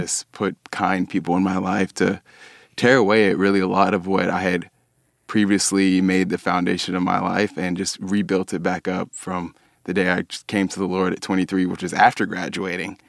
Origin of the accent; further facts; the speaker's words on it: Dallas, Texas, United States; also born or lived in Abilene, Texas; I grew up in Dallas um, my whole life.